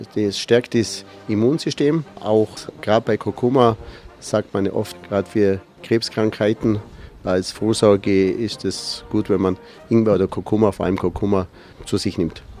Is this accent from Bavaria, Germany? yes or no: yes; a village in the region near Rottenbuch, Bavaria, Germany; Man ist halt hier aufgewachsen im Dorf